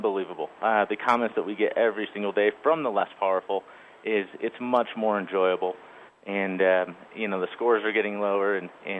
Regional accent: Michigan, United States; moved away as an adult; now in Colorado, United States; I grew up in Michigan

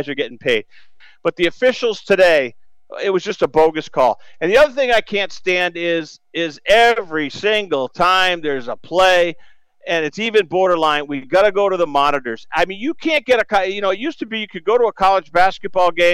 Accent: Greenfield, Massachusetts, United States; Greenfield, my hometown

